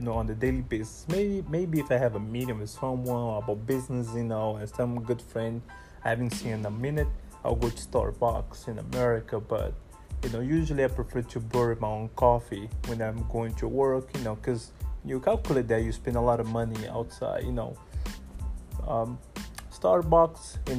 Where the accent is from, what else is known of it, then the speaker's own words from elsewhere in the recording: Brazil; now in Ghana; originally I'm from Brazil.